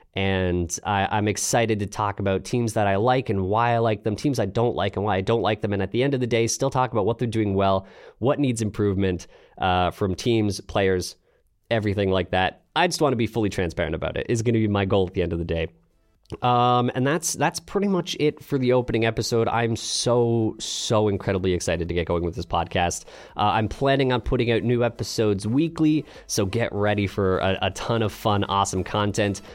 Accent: Canada; also born or lived in London, Ontario; I am Canadian, like I said, based out of London, Ontario.

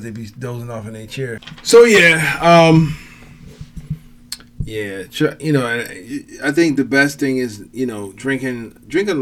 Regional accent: Cleveland, Ohio, United States; I'm from Cleveland. We say pop.

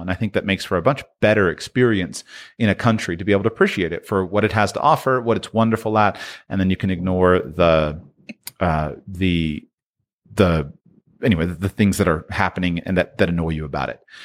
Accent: Jupiter, Florida, United States; moved away as an adult; I'm from South Florida, right? Jupiter, Florida

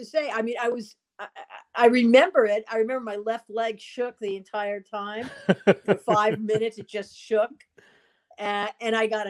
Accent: New Jersey, United States; moved away as an adult; also born or lived in Boston; I grew up in Jersey, just outside of New York, about, 20 miles from the GW Bridge.

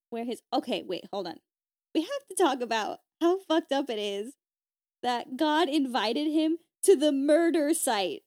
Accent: United States; as an American

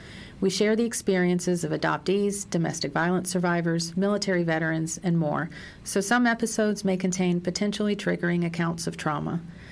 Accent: rural South Carolina, United States; moved away; my town was so small, we didn't have our own high school. We shared it with the next tiny town over. On a two-lane highway that threaded through rural South Carolina with small towns dotting along it like the 10-cup pearl necklace, my high school sat between our little villages

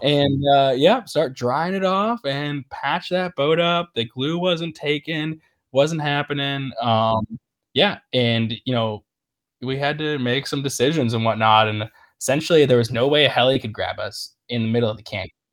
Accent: Niagara River area, New York, United States; I grew up right in the Ni-, Niagara River area

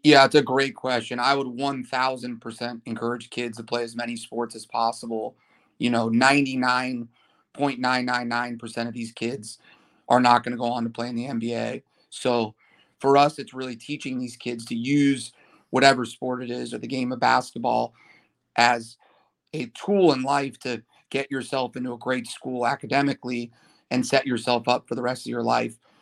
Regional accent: Malibu, California, United States; I grew up in Malibu, went to Malibu High School

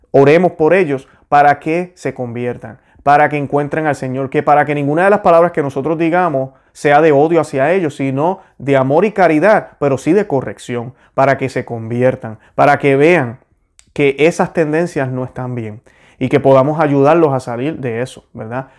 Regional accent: Puerto Rico; moved away as an adult; now in Florida, United States; yo soy puertorriqueño, soy boricua. Yo nací en Puerto Rico, orgullosamente lo estoy. Eh, me mudé aquí en la Florida en el 2003.

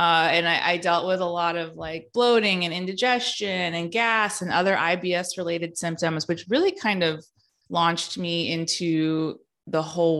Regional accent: California, United States; So I grew up in the Bay Area in California in the early 90s.

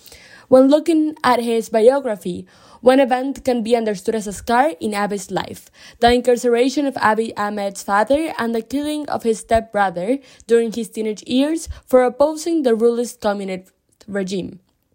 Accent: Buenos Aires, Argentina; moved away; also born or lived in Berlin, Germany / United States; I'm from Buenos Aires, Argentina, although I've lived in Berlin, Germany, and the US for a short period of time.

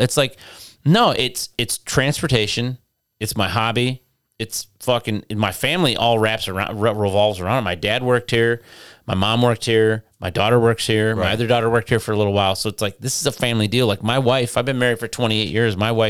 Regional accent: Detroit, Michigan, United States; moved away; I'm from Detroit.

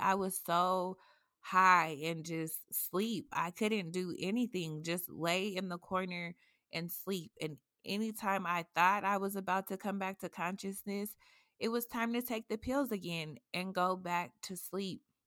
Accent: Colorado, United States; I'm a native from Colorado

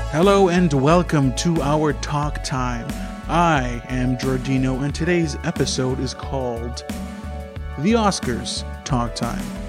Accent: Canada; I am native from Canada

